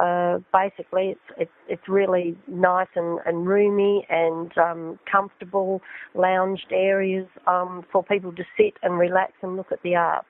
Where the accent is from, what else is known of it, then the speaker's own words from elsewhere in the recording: Broken Hill, New South Wales, Australia; Yes, I'm in Adelaide at the moment. I come from Broken Hill.